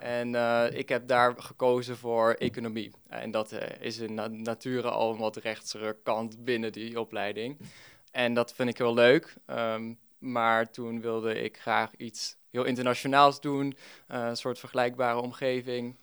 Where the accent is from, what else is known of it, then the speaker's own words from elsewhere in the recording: Netherlands; als Nederlander